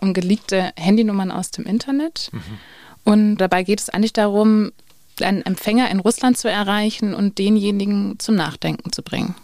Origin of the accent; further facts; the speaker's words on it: Switzerland; ich komme aus der Schweiz